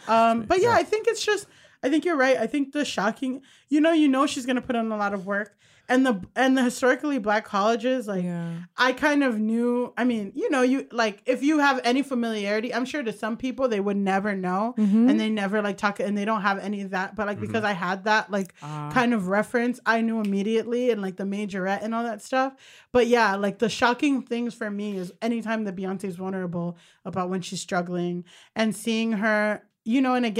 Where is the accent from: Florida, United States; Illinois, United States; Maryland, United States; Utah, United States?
Florida, United States; Hollywood; Thank you. I'm from Hollywood, Florida.